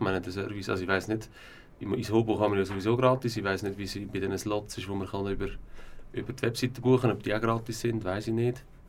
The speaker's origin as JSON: {"language": "German", "town": "Aarau", "region": "Aargau", "country": "Switzerland", "tie": "born or raised there", "said": "Ich bin im Göni aufgewachsen"}